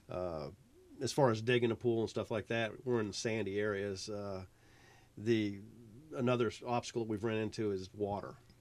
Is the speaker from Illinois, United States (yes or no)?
no; Virginia, United States; moved away as an adult; now in South Carolina, United States; I am from Virginia